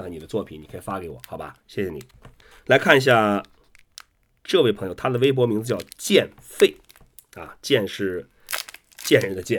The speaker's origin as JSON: {"language": "Chinese", "town": "Qingdao", "region": "Shandong", "country": "China", "said": "我是我是青岛人，我从九二年在青岛开始滑板，"}